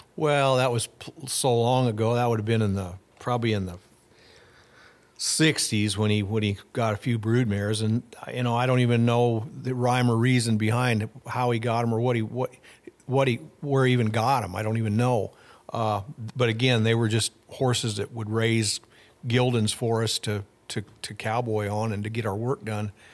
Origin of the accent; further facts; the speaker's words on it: Fort Pierre, South Dakota, United States; Well, I grew up in South Dakota. Uh, I was born in Fort Pierre, so right there on the Missouri River. And then I grew up on a ranch forty-five miles north of Fort Pierre